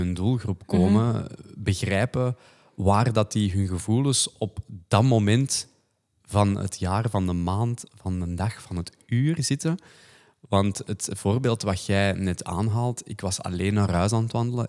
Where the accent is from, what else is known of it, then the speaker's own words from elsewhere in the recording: the Kempen, Flanders, Belgium; accent: Kempisch; wij zijn allebei van de Kempen eigenlijk